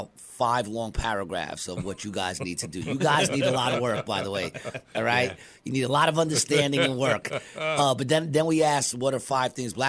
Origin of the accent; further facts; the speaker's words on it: New York City, New York, United States; also born or lived in Queensbridge; When I grew up, I lived in a very small projects, Ravenswood projects.